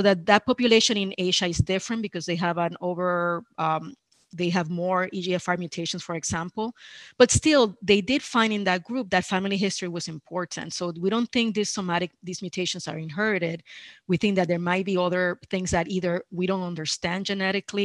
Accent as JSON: {"language": "English", "country": "Puerto Rico", "tie": "born or raised there", "also_born_or_lived": "New York, United States", "moved": "as an adult", "lives_now": "Miami, United States", "said": "I grew up in Puerto Rico"}